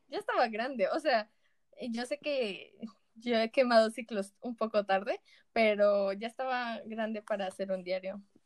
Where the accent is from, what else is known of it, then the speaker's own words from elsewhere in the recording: Colombia; por lo menos en Colombia